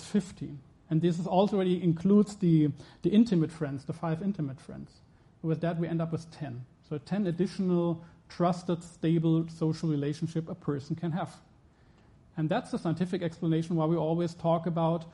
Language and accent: English; Germany; I'm from Germany